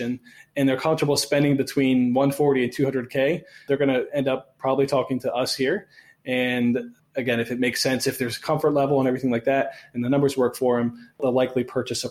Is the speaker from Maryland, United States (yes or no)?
yes; Baltimore, Maryland, United States; we're both from Baltimore. We both live in Baltimore.